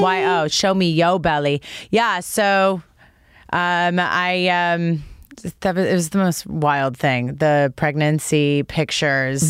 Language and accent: English; Toronto, Ontario, Canada; I grew up in Toronto